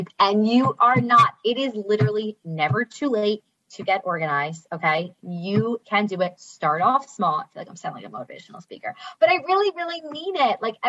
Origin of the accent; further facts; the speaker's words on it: New Jersey, United States; I live in Jersey. I'm from Jersey